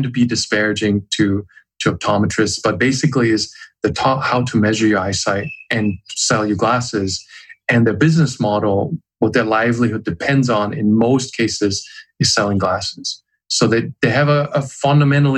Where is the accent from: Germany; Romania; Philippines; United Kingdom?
Germany; I was growing up in Germany.